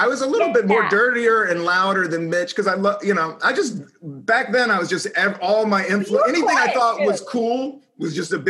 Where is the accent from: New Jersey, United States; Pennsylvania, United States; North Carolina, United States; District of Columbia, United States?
District of Columbia, United States; Washington; I grew up in Washington, D.C. in the 70s. I grew up in the blackest city in America in the 70s.